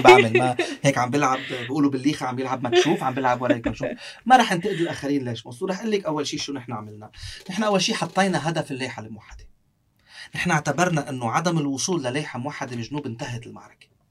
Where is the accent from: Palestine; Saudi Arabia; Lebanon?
Lebanon; Sidon, South Governorate; also born or lived in Beirut / France; أنا ربيت بصيدا